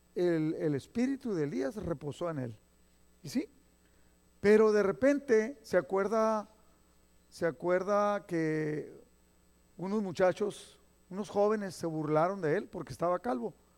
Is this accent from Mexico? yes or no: yes; Mexico; moved away; nosotros mexicanos, los que nacimos allá en México y crecimos en la escuela allá